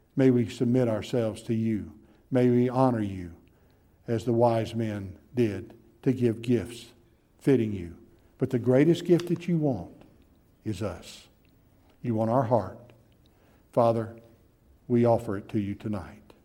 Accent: Gulf Coast, United States; I was raised on the Gulf Coast

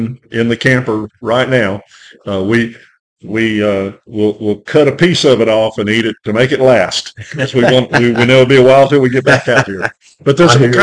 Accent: Northwest Arkansas, United States; as a young kid, teenager, growing up in Northwest Arkansas

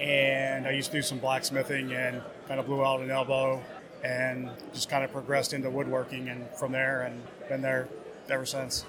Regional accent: West Virginia, United States; now in Northern Virginia, United States; Northern Virginia, originally West Virginia.

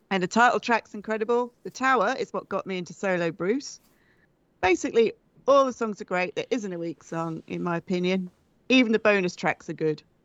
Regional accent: England, United Kingdom; I'm from England

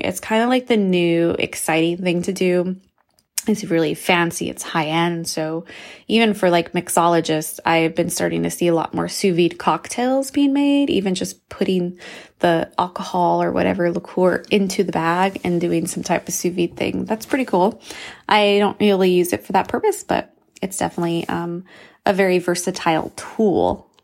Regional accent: New Mexico, United States; I'm from New Mexico

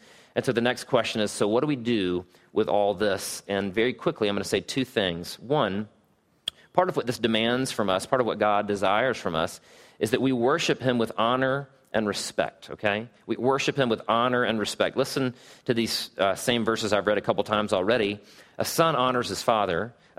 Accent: Southeast, United States; I had always thought that my whole respect and honor thing grew out of the fact that I was from the Southeast.

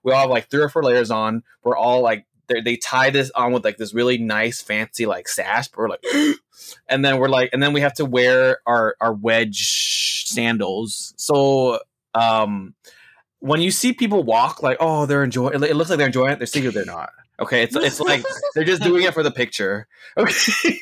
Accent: United States; we're from America.

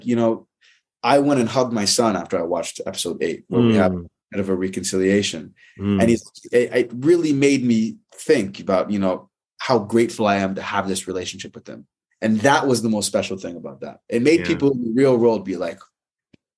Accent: Toronto, Ontario, Canada; moved away as an adult; also born or lived in Winnipeg / New York; now in Los Angeles, United States; I'm a Winnipeg-born, Toronto-raised, New York and LA-based actor

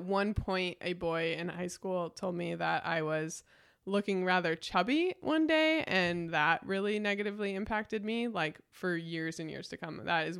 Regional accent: Batavia, United States; the community that I grew up here in Batavia with.

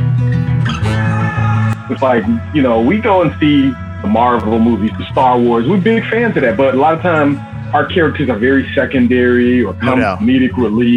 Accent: Chicago, Illinois, United States; I'm born and raised in Chicago, Southside, Roseland, 104th.

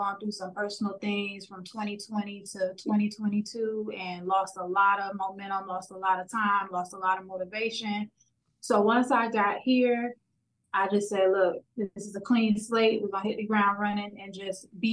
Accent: Miami, Florida, United States; born and raised in Miami, Florida, still here

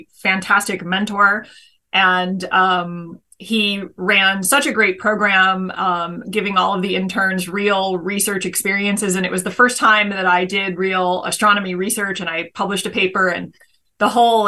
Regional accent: California, United States; moved away as an adult; now in Nantucket, United States; I grew up in California, on the West Coast

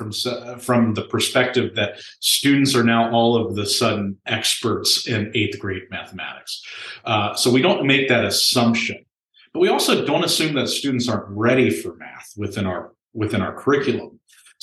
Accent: Virginia, United States; also born or lived in Omaha, Nebraska; now in Nebraska, United States; I'm actually from Virginia, but I am a Nebraskan right now.

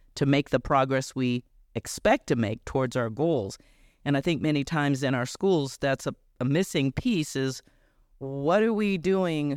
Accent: Chicago, Illinois, United States; I grew up in Chicago in an all-black neighborhood

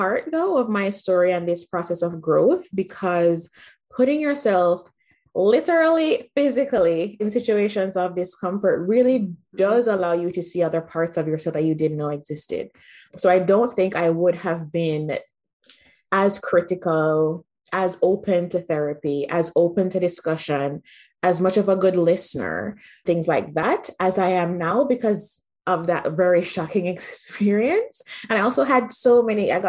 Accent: Jamaica; moved away as an adult; also born or lived in Manitoba, Canada; now in Canada; I grew up in Jamaica, had a great life

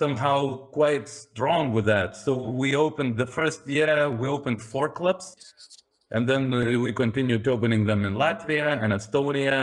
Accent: Lithuania; we are from Lithuania, so it's more calm character

